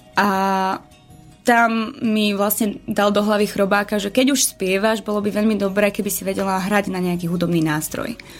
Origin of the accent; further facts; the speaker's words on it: eastern Slovakia, Slovakia; keďže som z východu, tak ja som cymbalovka